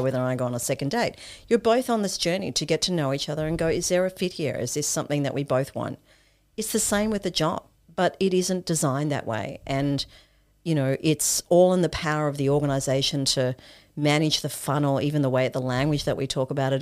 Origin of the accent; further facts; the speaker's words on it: Australia; also born or lived in Zimbabwe; My family immigrated to Australia for a better life